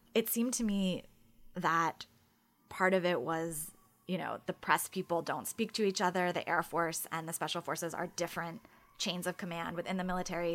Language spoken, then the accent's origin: English; United States; as an American who's reported in other countries